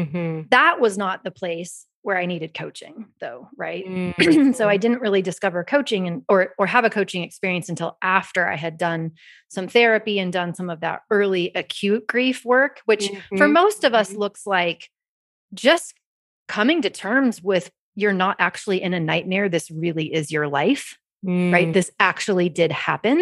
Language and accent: English; Kansas, United States; I'm from Kansas